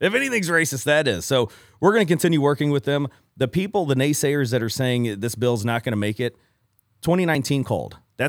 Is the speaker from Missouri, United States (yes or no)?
yes; Ferguson, Missouri, United States; The mean streets of Ferguson, Missouri.